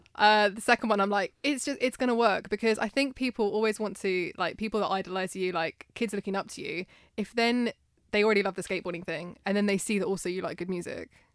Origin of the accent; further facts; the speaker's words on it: United Kingdom; being British